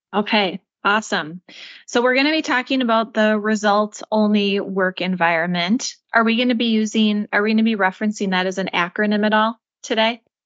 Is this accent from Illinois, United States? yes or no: no; Minneapolis, Minnesota, United States; my hometown of Minneapolis, Minnesota